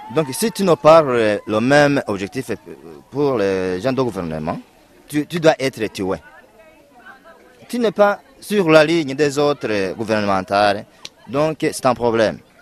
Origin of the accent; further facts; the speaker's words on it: Burundi; moved away as an adult; now in Lusenda, Democratic Republic of the Congo; je suis né au Burundi et j'ai grandi au Burundi.